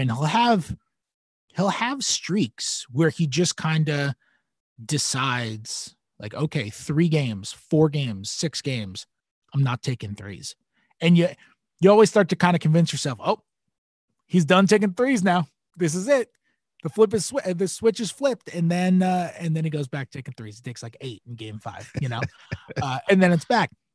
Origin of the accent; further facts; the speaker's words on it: New York, United States; I'm a New Yorker